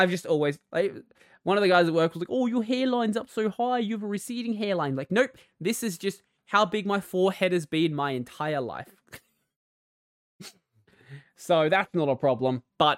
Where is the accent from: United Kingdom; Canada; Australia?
Australia; accent: Australian; My accent is kind of a mess, because I, like, grew up in rural Australia and in the suburbs, like, half my life. So my accent is, like, this mash between the two, and it's, like, somewhere in the middle.